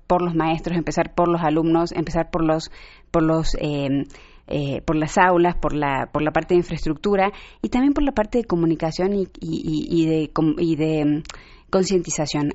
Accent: Mexico; cómo somos los mexicanos

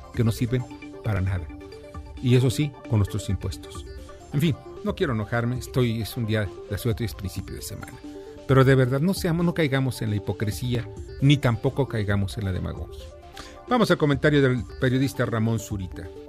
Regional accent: Mexico; Soy un mestizo como el 90 o el 80% de los mexicanos. Somos mestizos

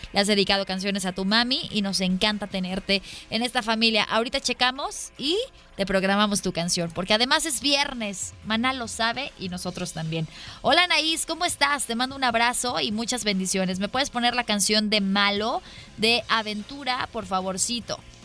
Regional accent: Guadalajara, Jalisco, Mexico; la frase que aplicamos los tapatíos

